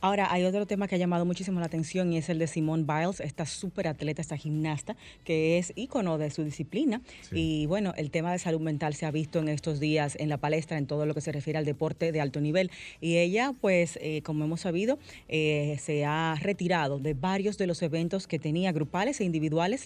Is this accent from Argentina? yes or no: no; Dominican Republic; todo el pesar que como pueblo dominicano eh, sentimos